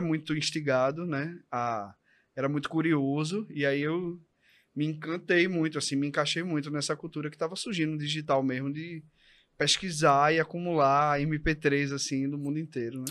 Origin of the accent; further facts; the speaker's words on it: Recife, Pernambuco, Brazil; eu nasci no Torreão